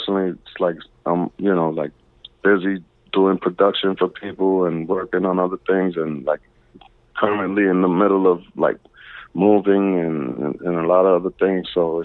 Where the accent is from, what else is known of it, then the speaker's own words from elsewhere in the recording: East Coast, United States; And, you know, and I'm from the East Coast, so it's gonna be East Coast, West Coast.